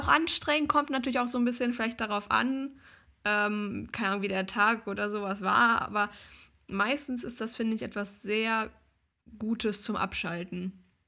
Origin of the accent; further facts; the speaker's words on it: Germany; als Deutscher